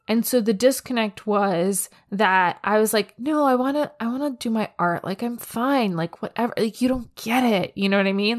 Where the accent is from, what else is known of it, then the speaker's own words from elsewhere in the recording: United States; I'm an American kid